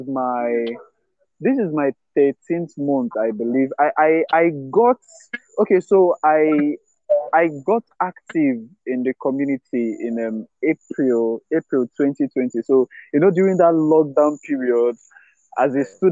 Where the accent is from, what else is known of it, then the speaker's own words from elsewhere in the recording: Nigeria; I'm a Nigerian, a young Nigerian